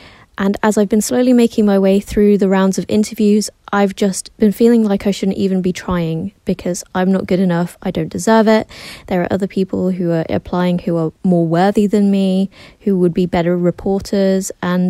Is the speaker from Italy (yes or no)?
no; England, United Kingdom; I'm 23 from England